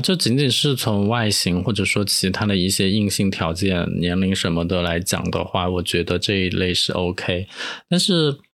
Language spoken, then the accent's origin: Chinese; Chengdu, Sichuan, China; moved away; 跟我是一起从成都过来的，我们是，啊，就是在这边发现彼此是同乡